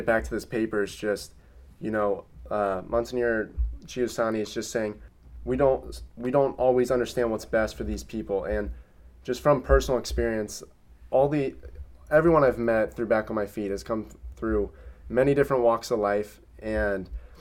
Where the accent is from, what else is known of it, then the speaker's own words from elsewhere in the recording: Cincinnati, Ohio, United States; my hometown in Cincinnati